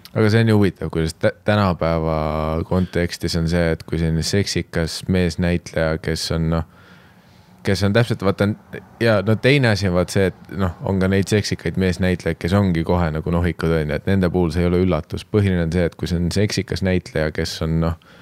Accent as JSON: {"language": "Estonian", "country": "Estonia", "said": "me oleme eestlased"}